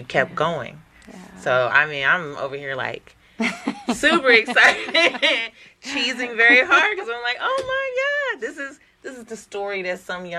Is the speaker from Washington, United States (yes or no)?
no; Oakland, California, United States; I grew up in Oakland, so not far from Richmond.